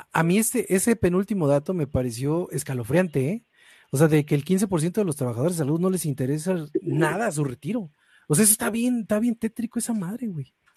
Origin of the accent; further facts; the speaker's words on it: Mexico; uno como mexicano